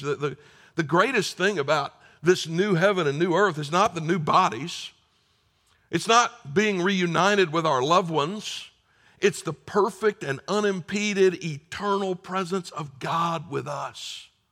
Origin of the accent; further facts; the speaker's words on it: South Carolina, United States; I'm from South Carolina